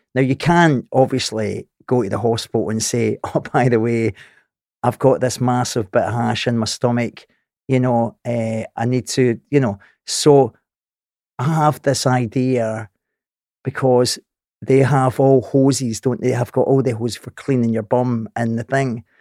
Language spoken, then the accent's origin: English; Scotland, United Kingdom; I'm Scottish